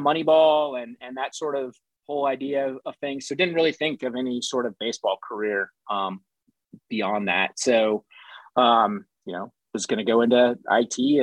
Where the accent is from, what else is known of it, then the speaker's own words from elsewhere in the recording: California, United States; moved away; I was from California